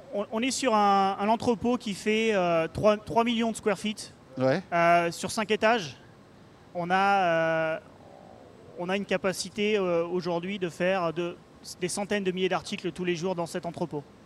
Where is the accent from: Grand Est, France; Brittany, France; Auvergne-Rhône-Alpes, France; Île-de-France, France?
Île-de-France, France; Paris; à Paris, là où là d'où je viens